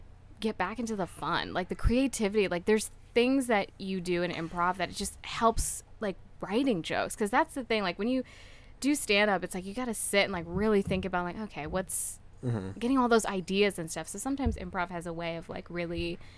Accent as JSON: {"language": "English", "town": "Dallas", "region": "Texas", "country": "United States", "tie": "born or raised there", "also_born_or_lived": "New York", "moved": "as an adult", "lives_now": "Chicago, United States", "said": "I was born in New York. Okay. And then my family and I moved to Dallas when I was like a toddler. And okay. Then I just moved to Chicago like 6 months ago."}